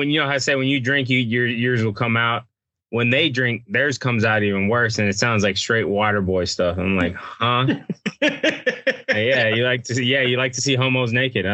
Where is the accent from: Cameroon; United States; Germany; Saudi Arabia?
United States; Texas; I'm from Texas.